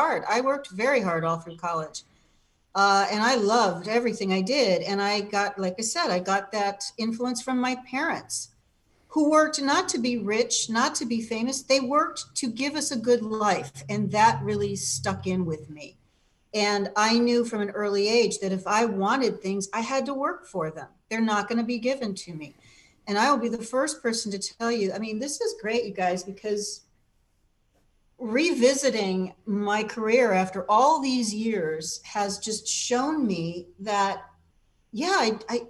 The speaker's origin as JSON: {"language": "English", "town": "Cleveland", "region": "Ohio", "country": "United States", "tie": "born or raised there", "also_born_or_lived": "Illinois", "moved": "yes", "said": "Cleveland was a great town to grow up in."}